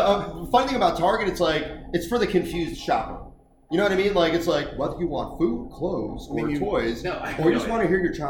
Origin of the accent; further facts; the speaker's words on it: Chicago, Illinois, United States; now in Austin, United States; I'm from Chicago